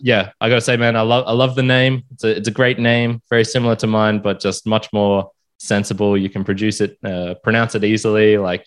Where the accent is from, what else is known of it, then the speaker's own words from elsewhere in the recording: Australia; accent: Aussie; Losing my Aussie accent.